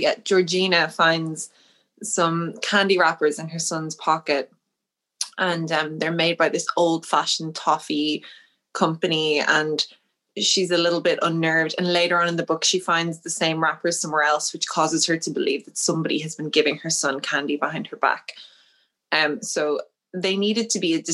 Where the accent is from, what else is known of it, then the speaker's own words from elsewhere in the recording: Dublin, Leinster, Ireland; I'm from Dublin. I grew up quite near the city centre, and I'm completely in love with Dublin